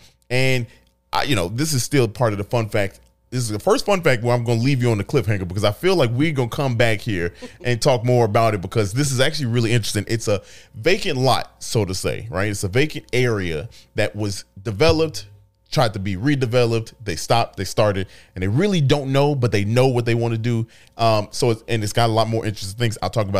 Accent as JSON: {"language": "English", "town": "Chicago", "region": "Illinois", "country": "United States", "said": "We're from the South Side."}